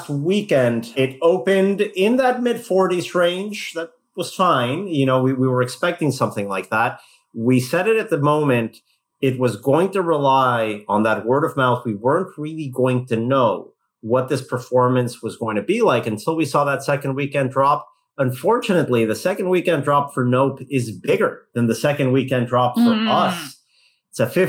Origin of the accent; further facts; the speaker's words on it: Mexico; moved away; growing up in Mexico